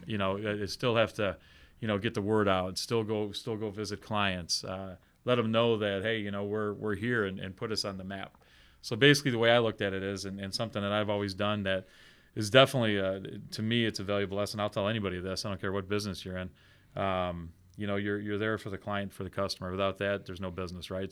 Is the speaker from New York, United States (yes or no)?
yes; Buffalo, New York, United States; moved away as an adult; now in South Bend, United States; I'm originally from Buffalo, New York